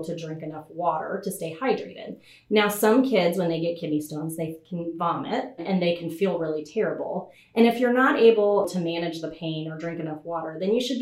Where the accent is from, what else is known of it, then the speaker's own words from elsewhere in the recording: Little Rock, Arkansas, United States; so I actually grew up in Arkansas. I grew up in Little Rock, and I spent the majority of my life here.